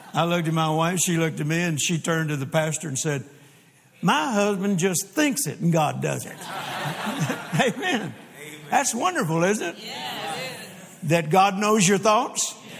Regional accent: Louisiana, United States; also born or lived in Mississippi; now in Texas, United States; I am born in Mississippi and grew up in Louisiana and then got hit to Texas just as fast as I could

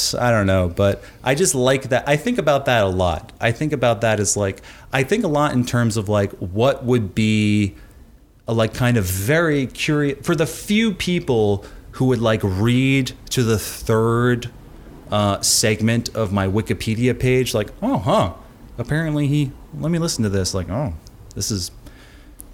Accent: Long Island, New York, United States; also born or lived in Queens, New York; I was born in Queens and quickly moved to Long Island when I was like 4

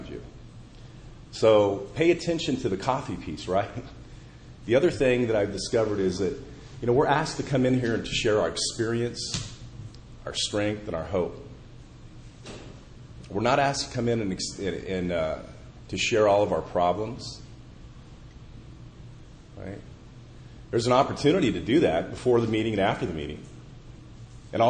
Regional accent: Indianapolis, Indiana, United States; my hometown of Indianapolis

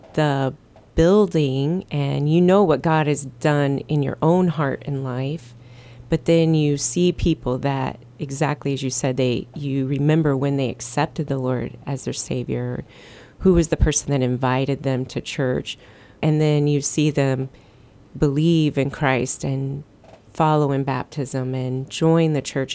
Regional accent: Midwest, United States; moved away as an adult; now in Guam; we were from the Midwest, and that just wasn't part of our growing up

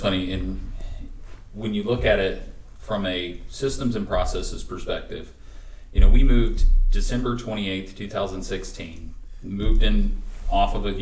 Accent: North Carolina, United States; accent: Southern; I am from the North Carolina, so you got to really draw out your vowels for me

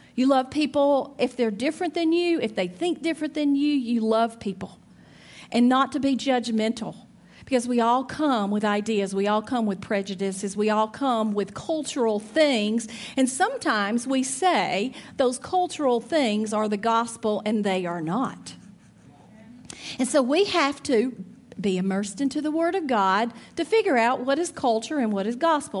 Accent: Trussville, Alabama, United States; moved away as an adult; I grew up in Alabama, raised my kids in Alabama, went to Auburn University

